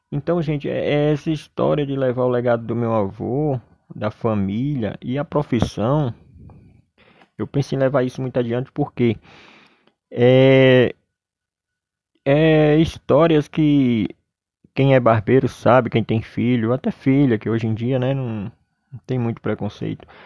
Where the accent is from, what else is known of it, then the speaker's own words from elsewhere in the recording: Solânea, Paraíba, Brazil; Sou paraibano, de Solânia, Paraíba. E minha família residia numa cidade chamada Arara.